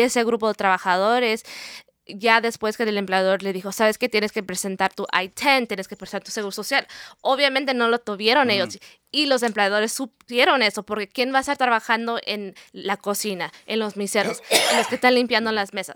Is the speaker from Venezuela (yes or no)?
no; California, United States; moved away as an adult; also born or lived in Mexico City / New York; now in Seattle, United States; soy, soy, de California, soy de California, mi familia es mexicana, de Puebla